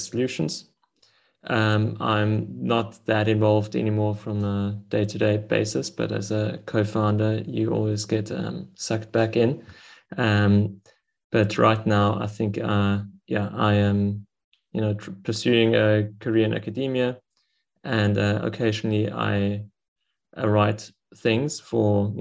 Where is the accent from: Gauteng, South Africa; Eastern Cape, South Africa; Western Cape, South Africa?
Western Cape, South Africa; Stellenbosch; I'm from Stellenbosch in South Africa